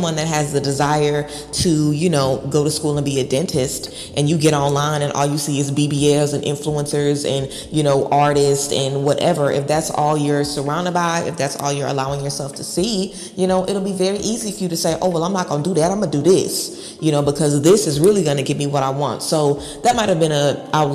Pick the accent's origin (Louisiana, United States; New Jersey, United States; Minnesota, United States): Louisiana, United States; Baton Rouge; moved away; I'm from the hood, okay? I'm from Baton Rouge, Louisiana.